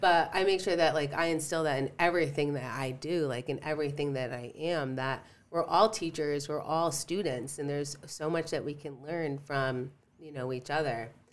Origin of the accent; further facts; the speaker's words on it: Stratford, Connecticut, United States; I grew up in Stratford.